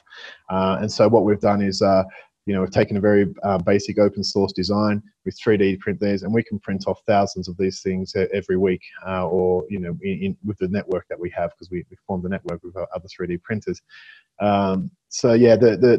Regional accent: Australia; moved away; I'm Australian

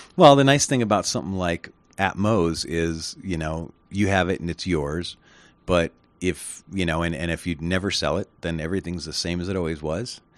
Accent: United States; I'm an American

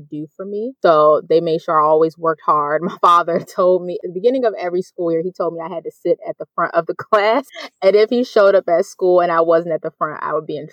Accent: Bowie, Maryland, United States; moved away; I am from Bowie, Maryland, which is right outside of D.C.

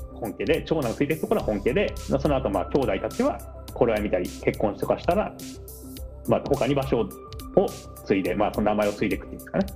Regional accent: Tochigi, Japan; moved away as an adult; now in Tokyo, Japan; 栃木で暮らした年月と同じぐらいあのこなんて言うんだろう上京してきた生活の年数が追いつくぐらいですけど

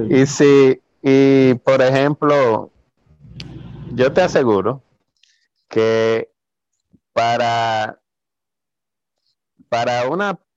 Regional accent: Santo Domingo, Distrito Nacional, Dominican Republic; now in Canada; una de las cosas que yo traje en mi maleta cuando yo me mudé de, de Santo Domingo, que me mudé a Canadá, fue mi Biblia.

